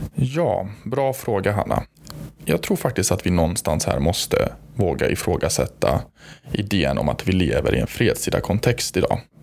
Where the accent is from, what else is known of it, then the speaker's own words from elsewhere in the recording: Gothenburg, Västra Götaland, Sweden; accent: Gothenburg dialect; jag själv då är hemmahörande i Göteborg, som ni hör på min underbara dialekt